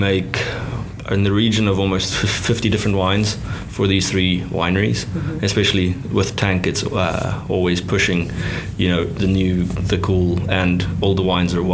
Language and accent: English; South Africa; moved away; growing up in South Africa and cutting my teeth there when I was younger